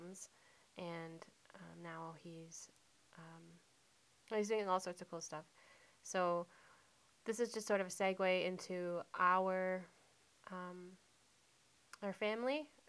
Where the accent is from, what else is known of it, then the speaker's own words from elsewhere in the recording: Mount Uniacke, Nova Scotia, Canada; moved away; also born or lived in Ottawa; I was born in Nova Scotia in Mount Uniac. Shout out to my Mount Uniac family.